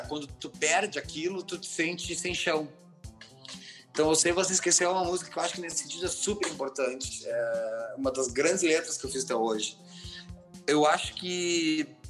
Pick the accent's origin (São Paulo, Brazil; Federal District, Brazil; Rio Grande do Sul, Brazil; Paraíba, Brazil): Rio Grande do Sul, Brazil; Gaúcho; a gente é gaúcho